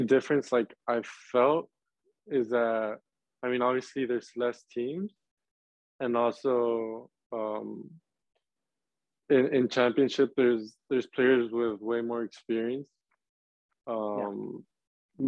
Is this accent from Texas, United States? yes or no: yes; Laredo, Texas, United States; moved away as an adult; now in Charlotte, United States; I'm from Laredo, which is two and a half hours away from from RGV.